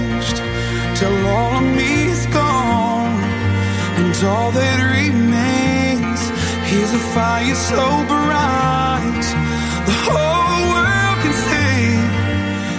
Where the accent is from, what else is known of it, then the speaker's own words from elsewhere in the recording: Houston area, Texas, United States; Hurricane Harvey came from my hometown and in 2 days poured 44 inches of rain on my house